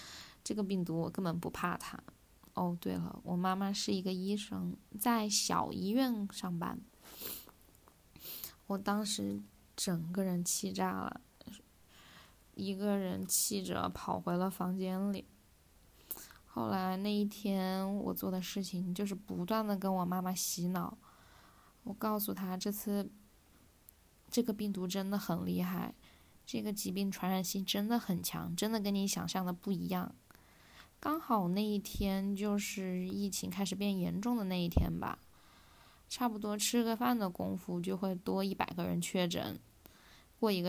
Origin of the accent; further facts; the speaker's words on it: Wuhan, Hubei, China; 我们武汉的医院物资不足